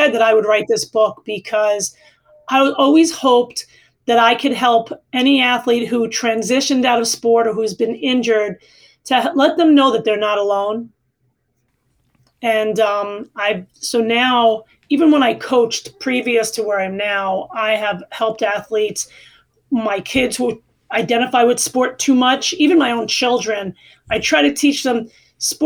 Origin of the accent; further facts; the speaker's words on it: New York City, New York, United States; moved away as an adult; also born or lived in Arizona; I come from Queens, New York, and I played basketball at Christ the King High School